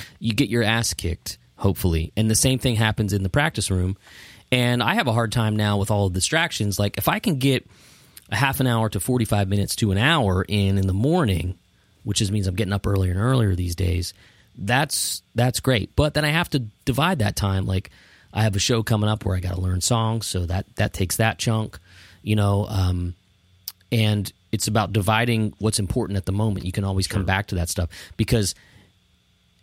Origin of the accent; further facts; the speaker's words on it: Phillipsburg, New Jersey, United States; moved away as an adult; also born or lived in Pittsburgh, Pennsylvania; I grew up in a little town in western New Jersey called Phillipsburg, New Jersey.